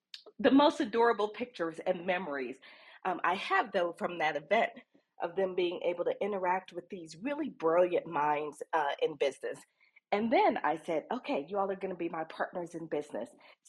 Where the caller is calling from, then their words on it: Bogotá, Bogotá Capital District, Colombia; I am dialing in from Bogota, Colombia